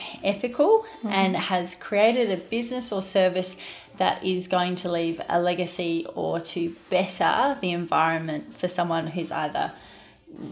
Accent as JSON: {"language": "English", "region": "Queensland", "country": "Australia", "also_born_or_lived": "Barossa", "moved": "yes", "lives_now": "Adelaide, Australia", "said": "I'm initially from Queensland, and so when I relocated down, I went straight to the Barossa."}